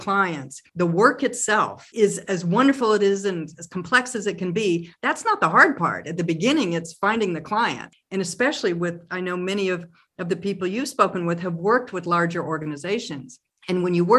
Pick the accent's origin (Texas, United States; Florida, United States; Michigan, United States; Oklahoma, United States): Oklahoma, United States; Tulsa; moved away as an adult; also born or lived in Massachusetts; I was born and raised in Tulsa